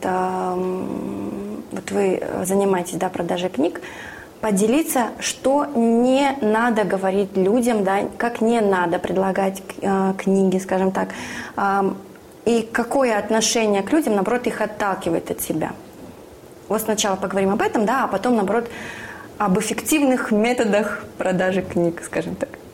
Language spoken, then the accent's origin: Russian; Siberia, Russia; я сама из Сибири